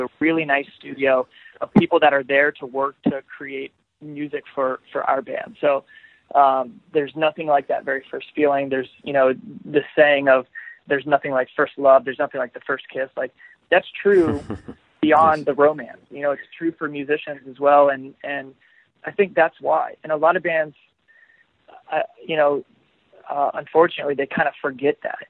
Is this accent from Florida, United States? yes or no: yes; Florida, United States; I am from Florida. I'm I'm at home right now